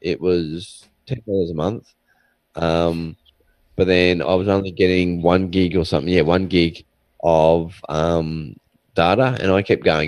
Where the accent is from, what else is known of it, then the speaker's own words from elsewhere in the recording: Australia; I'm not even American, I'm an Australian